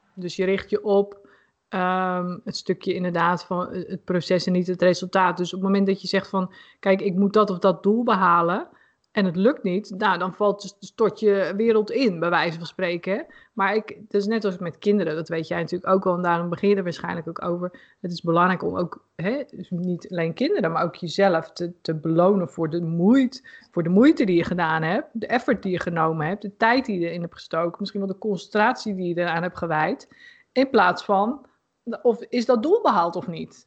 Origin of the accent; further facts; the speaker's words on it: Putten, Gelderland, Netherlands; Ik woonde in Putten. En ehm, ja, mijn eerste vriendje had ik daar. En nou mijn eerste vriendengroep